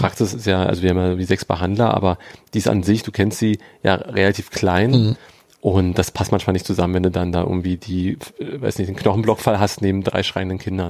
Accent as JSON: {"language": "German", "region": "Berlin", "country": "Germany", "tie": "born or raised there", "said": "ich bin am, hier am Arnauer Platz aufgewachsen in Charlottenburg"}